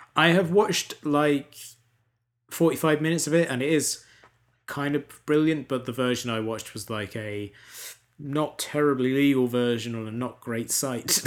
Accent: United Kingdom; as a British person

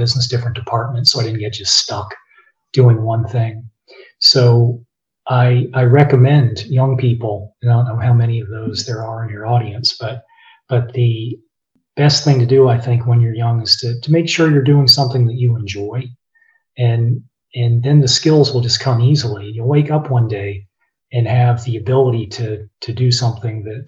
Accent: Blacksburg, Virginia, United States; I grew up in Blacksburg, Virginia

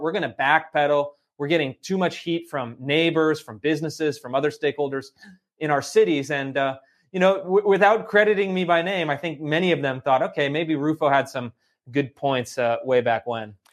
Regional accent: Sacramento, California, United States; I grew up in Sacramento, California

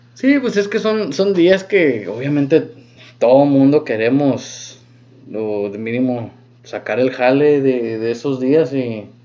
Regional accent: Mexico; nosotros como mexicanos

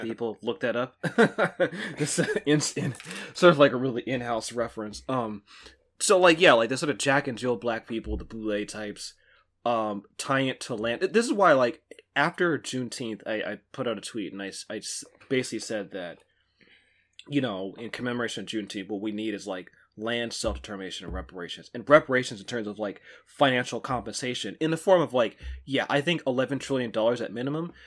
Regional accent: Pittsburg, California, United States; my hometown, current place, Pittsburgh, California

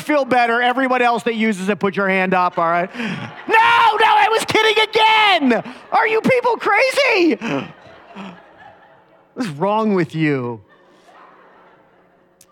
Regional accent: United States; growing up in America

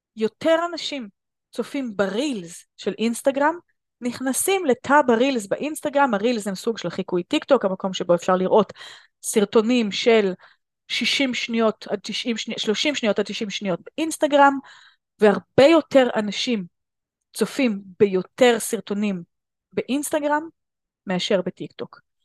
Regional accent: Israel; בארץ אנחנו ישראלים

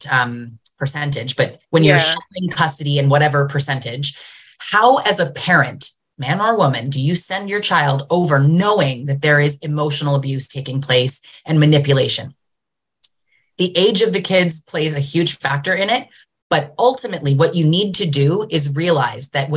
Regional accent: Canada; also born or lived in Greater Toronto Area, Ontario; I'm Canadian

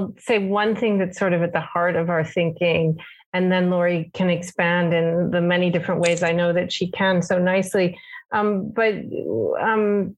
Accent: Pacific Northwest, United States; I grew up in the Pacific Northwest with my mother and my sisters

